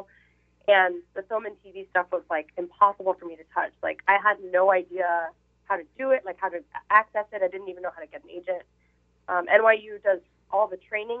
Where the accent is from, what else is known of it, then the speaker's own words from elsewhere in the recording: Miami, Florida, United States; moved away as an adult; also born or lived in New York; now in New Orleans, United States; I am a Miami native.